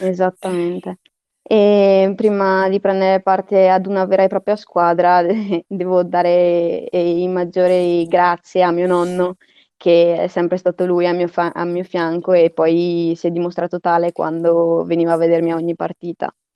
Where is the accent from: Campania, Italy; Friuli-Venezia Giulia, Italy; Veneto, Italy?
Veneto, Italy; Verona; ho iniziato a prendere parte alla squadra de- del mio paese, del mio quartiere, Saval, e quando ero ancora molto piccola, verso i cinque anni